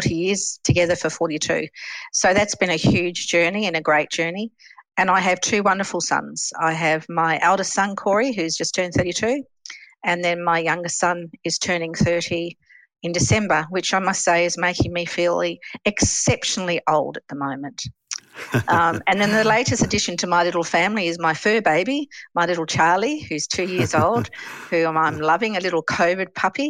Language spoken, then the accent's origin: English; Western Australia, Australia; also born or lived in England / Geelong, Victoria; I was born in England and I am one of the last of the 10-pound POMies that actually came over to Australia. And I actually landed in Australia on my fourth birthday